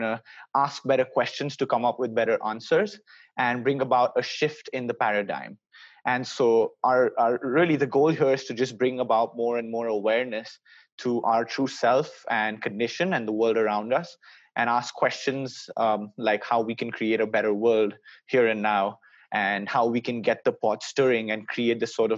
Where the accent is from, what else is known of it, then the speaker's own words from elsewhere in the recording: India; now in Boston, United States; I study at Babson College in Boston, United States.